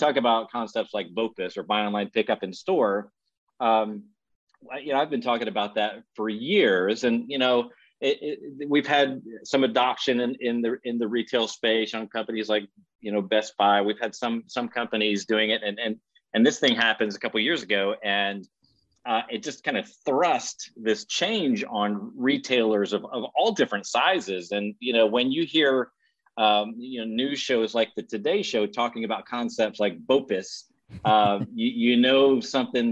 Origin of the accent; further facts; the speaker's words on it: Williamsport, Pennsylvania, United States; now in Texas, United States; I grew up in Williamsport, Pennsylvania